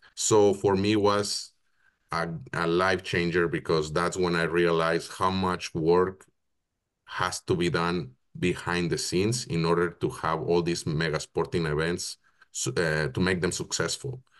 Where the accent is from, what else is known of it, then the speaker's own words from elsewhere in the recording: Hermosillo, Sonora, Mexico; moved away as an adult; now in Canada; I'm originally from Mexico. I was born and raised in Hermosillo, Sonora